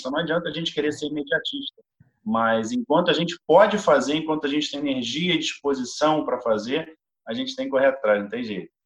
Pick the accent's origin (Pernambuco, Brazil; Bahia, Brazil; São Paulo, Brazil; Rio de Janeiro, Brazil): Rio de Janeiro, Brazil; eu sou aqui do Rio de Janeiro, moro no Rio de Janeiro